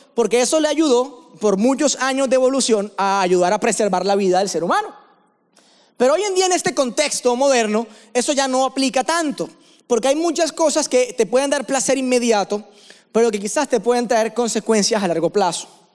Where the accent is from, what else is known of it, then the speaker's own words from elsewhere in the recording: Barranquilla, Atlántico, Colombia; accent: costeño; moved away as an adult; now in Medellín, Colombia; yo vivo en la ciudad de Medellín hace seis años, pero realmente, como ya se dieron cuenta por el acento, soy barranquillero, ¿no? Vengo de la costa, soy costeño